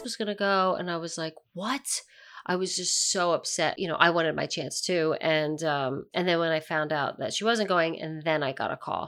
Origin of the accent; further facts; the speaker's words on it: near Philadelphia, Pennsylvania, United States; I'm from Pennsylvania, I'm from kind of near Philadelphia